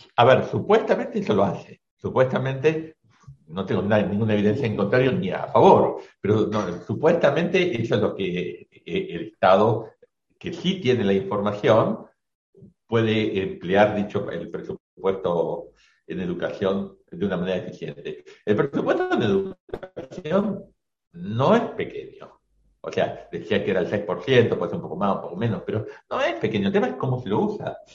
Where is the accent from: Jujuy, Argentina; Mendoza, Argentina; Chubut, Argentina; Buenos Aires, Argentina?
Buenos Aires, Argentina; also born or lived in Catamarca; soy un porteño que conoce la, Argentina